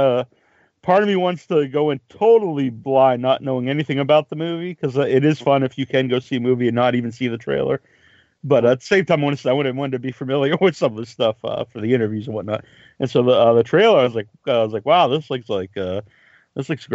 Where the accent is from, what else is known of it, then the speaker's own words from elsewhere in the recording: Cape Cod, Massachusetts, United States; I'm from the Cape